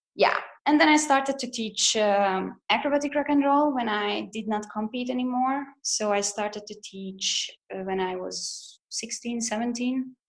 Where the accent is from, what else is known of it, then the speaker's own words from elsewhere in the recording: Hungary; moved away as an adult; now in Zurich, Switzerland; I'm originally from Hungary. I lived there till I was about 25.